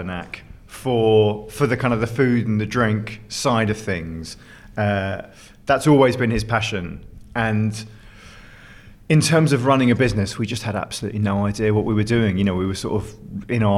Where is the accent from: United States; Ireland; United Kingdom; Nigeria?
United Kingdom; we grew up just outside London a long, long time ago